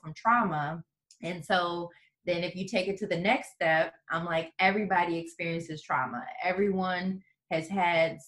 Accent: St. Louis, Missouri, United States; moved away as an adult; also born or lived in New Orleans, Louisiana; now in Houston, United States; I'm from St. Louis, Missouri, originally

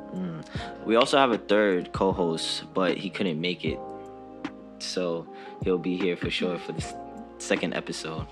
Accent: New York City, New York, United States; I'm 21. I'm from the Bronx.

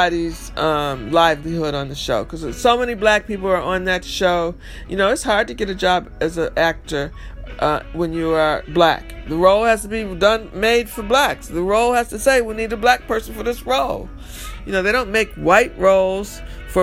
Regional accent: New York, United States; I'm from New York

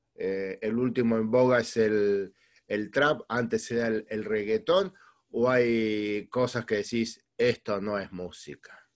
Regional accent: Argentina; also born or lived in Spain; Argentina es una de mis tierras

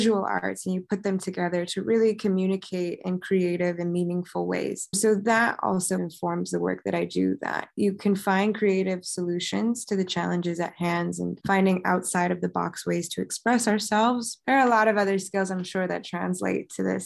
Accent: Westchester, New York, United States; moved away as an adult; now in Massachusetts, United States; I grew up in Westchester, New York

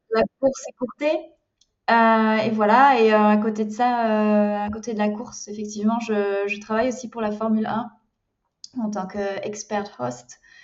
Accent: France; moved away as an adult; now in Germany; je suis française, expatriée en, en, Allemagne depuis bientôt, en tout cas, je suis dans ma cinquième année.

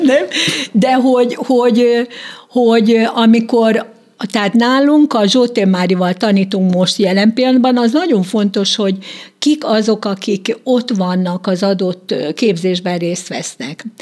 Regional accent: Békés, Hungary; Én azért ragaszkodom békéshez, mert költözhetem volna Csabára is, mert ugye a fiam itt él a családjával. Tehát a családom egy része ott él, de minek, mikor én ott nőttem föl

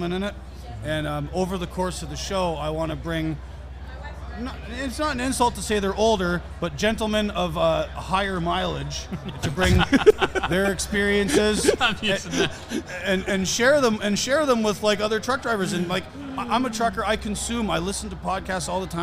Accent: Canada; moved away; also born or lived in Australia / New Zealand; I'm originally from Canada

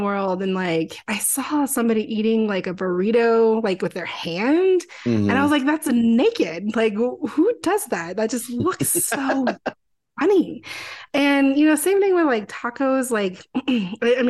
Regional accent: New Mexico, United States; I grew up in New Mexico

